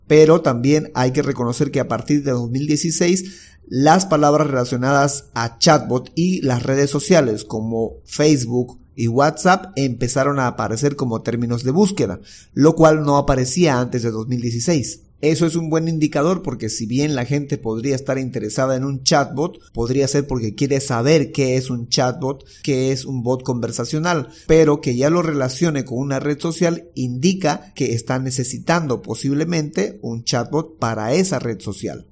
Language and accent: Spanish; Bolivia; Soy de Bolivia